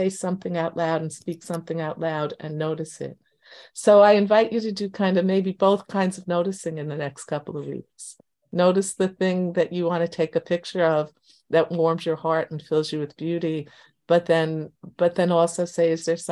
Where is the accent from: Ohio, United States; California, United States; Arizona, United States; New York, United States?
New York, United States; New York City; now in Long Island, United States; I was born in Queens, lived in Queens most of my adult life. I now live on Long Island.